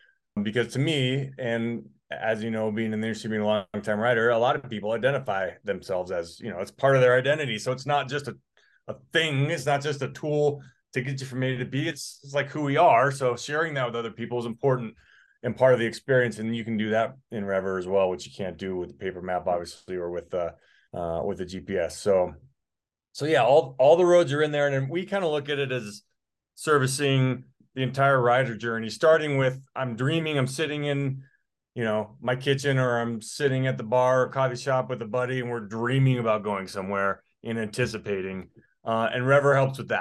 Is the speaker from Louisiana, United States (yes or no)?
no; Colorado, United States; I'm from Colorado